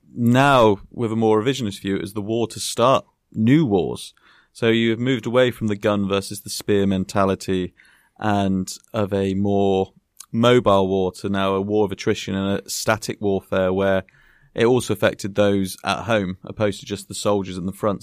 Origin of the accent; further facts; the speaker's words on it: Bath, South West England, United Kingdom; as a primary school boy growing up in Bath